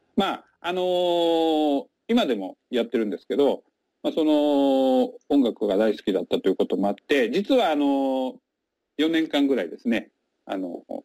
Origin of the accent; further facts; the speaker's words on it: Chiba, Japan; moved away as an adult; also born or lived in Kyushu / Tokyo / Nara; now in Kusatsu, Japan; 出身は千葉県でして